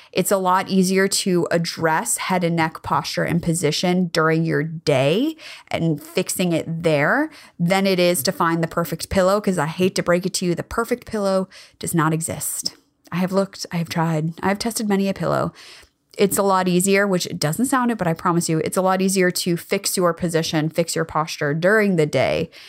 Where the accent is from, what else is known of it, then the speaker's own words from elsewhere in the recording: California, United States; I grew up in California.